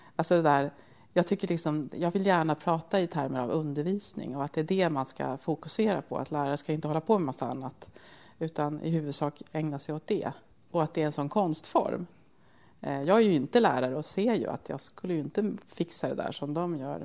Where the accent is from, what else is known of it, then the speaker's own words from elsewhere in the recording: Södertälje, Stockholm County, Sweden; är ju född och uppvuxen i Södertälje